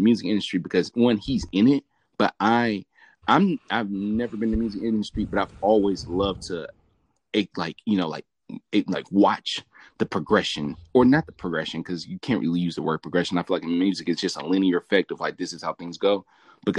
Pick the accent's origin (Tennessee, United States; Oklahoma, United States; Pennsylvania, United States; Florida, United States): Tennessee, United States; Memphis; now in Sacramento, United States; I'm from Memphis, Tennessee